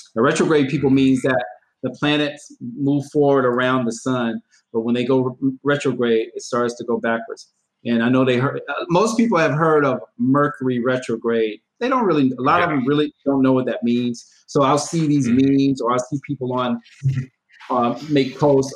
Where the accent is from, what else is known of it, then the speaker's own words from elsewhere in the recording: Georgia, United States; my home state. The state of Georgia